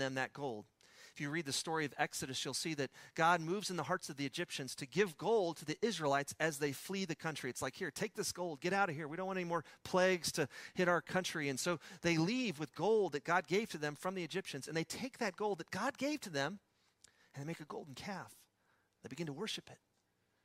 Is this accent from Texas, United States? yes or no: yes; Midland, Texas, United States; accent: West Texas; when I was a kid growing up in Midland, Texas